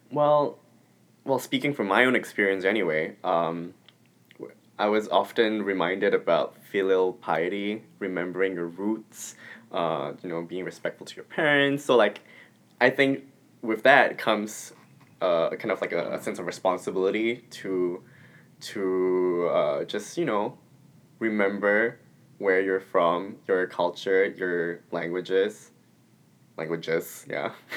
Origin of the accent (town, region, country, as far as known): Singapore; first language English